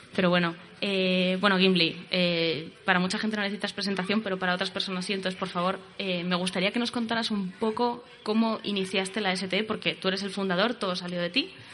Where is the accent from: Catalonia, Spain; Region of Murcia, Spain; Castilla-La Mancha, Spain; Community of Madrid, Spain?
Community of Madrid, Spain; Madrid; yo nací en Madrid en el año 83